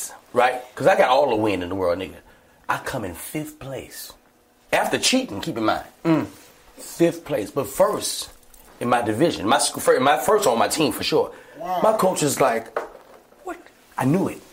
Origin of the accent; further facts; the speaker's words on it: Alexandria, Virginia, United States; Alexandria, my hometown